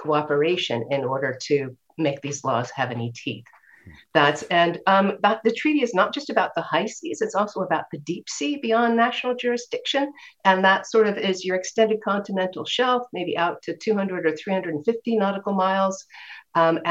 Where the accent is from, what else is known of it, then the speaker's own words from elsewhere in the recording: California, United States; I grew up in California, loved the waves, the beach, the ocean